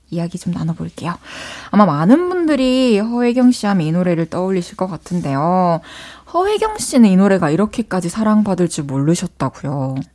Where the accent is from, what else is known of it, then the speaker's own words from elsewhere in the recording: Incheon, South Korea; 저 고향 인천이에요.